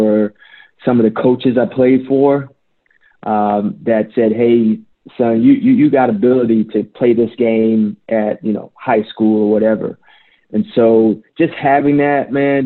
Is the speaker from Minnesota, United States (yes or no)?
no; Northern Virginia, United States; growing up in Northern Virginia, around October, November, it gets cold out there